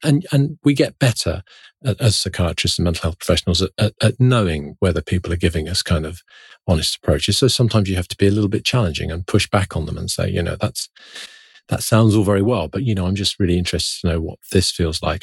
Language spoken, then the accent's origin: English; London, United Kingdom; when I was growing up in London in the nineteen seventies and nineteen eighties